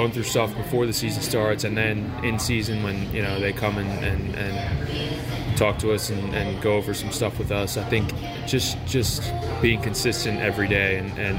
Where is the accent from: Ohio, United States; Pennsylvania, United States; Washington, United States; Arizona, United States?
Pennsylvania, United States; Philadelphia; moved away; I'm from the other side of PA. I'm from Philadelphia